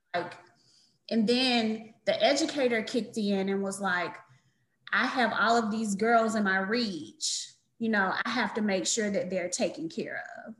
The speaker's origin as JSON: {"language": "English", "town": "Atlanta", "region": "Georgia", "country": "United States", "tie": "born or raised there", "said": "I'm born and raised in Atlanta"}